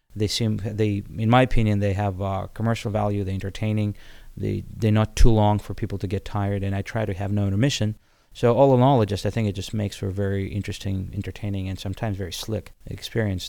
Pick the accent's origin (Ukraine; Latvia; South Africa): Ukraine; Odesa, Odesa Oblast; English is a second language; moved away as an adult; now in United States; I came from Odessa, which is, uh, Ukraine